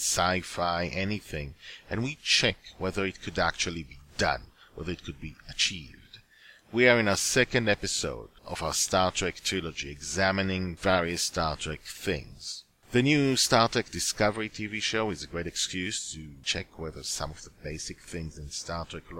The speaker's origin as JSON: {"language": "English", "country": "Israel", "tie": "born or raised there", "second_language": "English", "said": "I was living in Israel, and did not speak English at the time"}